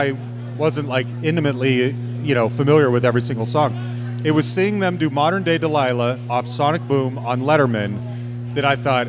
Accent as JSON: {"language": "English", "region": "Utah", "country": "United States", "tie": "born or raised there", "moved": "yes", "lives_now": "Denver, United States", "said": "I grew up in Utah."}